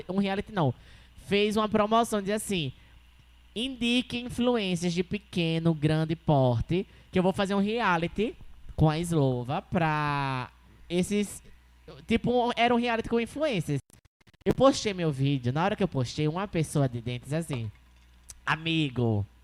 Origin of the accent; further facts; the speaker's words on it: Maceió, Alagoas, Brazil; eu sou do Jacintinho